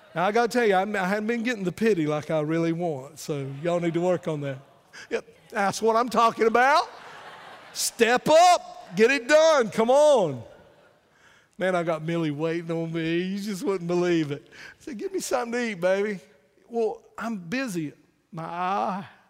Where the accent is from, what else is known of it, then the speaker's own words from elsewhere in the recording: Wayne County, North Carolina, United States; I'm from Wayne County, North Carolina